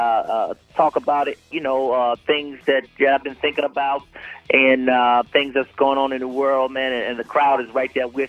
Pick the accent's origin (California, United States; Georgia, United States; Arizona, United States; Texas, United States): Georgia, United States; Atlanta; I'm from Atlanta